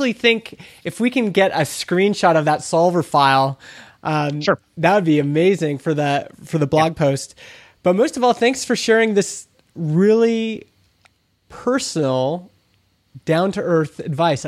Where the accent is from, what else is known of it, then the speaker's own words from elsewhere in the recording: Alberta, Canada; I'm from Alberta, Canada.